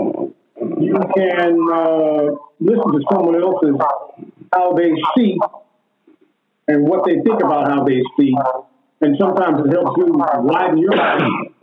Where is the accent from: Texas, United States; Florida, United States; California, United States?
Florida, United States; Jacksonville; born there; I was born in the South. I was born in Jacksonville, Florida.